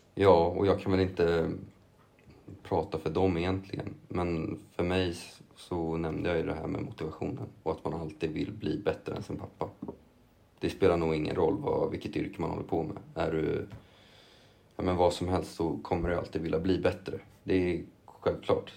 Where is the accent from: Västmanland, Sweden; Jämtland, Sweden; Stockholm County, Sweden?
Stockholm County, Sweden; Lidingö; also born or lived in Copenhagen / England; bott i Lidingö, eller på Lidingö hela mitt liv också nästan